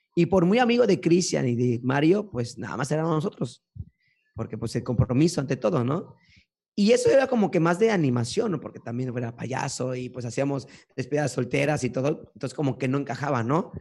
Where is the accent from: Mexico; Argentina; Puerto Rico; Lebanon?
Mexico; Córdoba, Veracruz; also born or lived in Fortín de las Flores / Orizaba; Y pues estuve viviendo gran parte de mi vida en Córdoba y ya parte final pues estaba en Fortín.